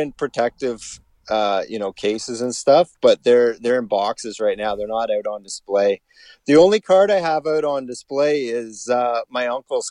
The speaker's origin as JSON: {"language": "English", "town": "Collingwood", "region": "Ontario", "country": "Canada", "tie": "born or raised there", "said": "my hometown of Collingwood, Ontario."}